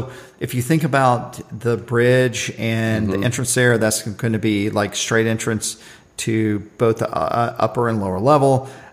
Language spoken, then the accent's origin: English; the South, United States; All the people in Ireland knew I was from the South.